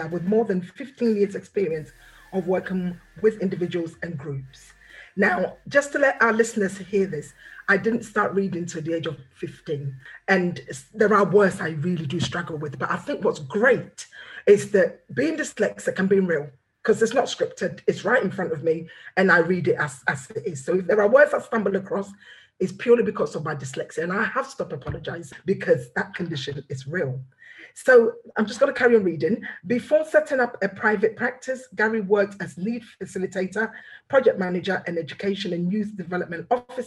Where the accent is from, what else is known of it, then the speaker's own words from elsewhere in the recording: Ghana; I'm from Ghana, the West African community